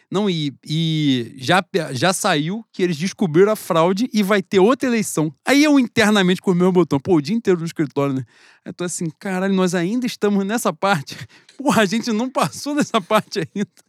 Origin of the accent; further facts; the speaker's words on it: Brazil; eu sou brasileiro, eu sou patriota.